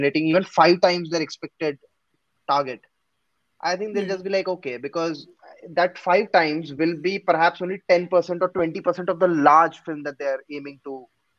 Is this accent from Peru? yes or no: no; India; first language Gujarati; because even my mother tongue is Gujarati.